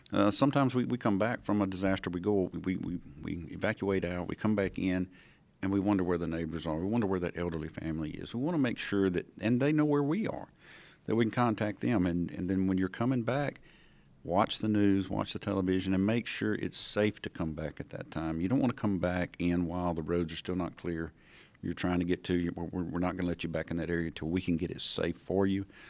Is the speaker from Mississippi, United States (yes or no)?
yes; Edwards, Mississippi, United States; Originally from Route two, Box three seventy-four, Edwards, Mississippi